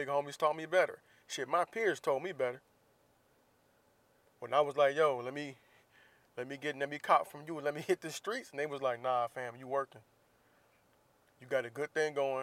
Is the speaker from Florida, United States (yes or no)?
yes; Jacksonville, Florida, United States; moved away; my hometown, Jacksonville, Florida, where I do not currently live.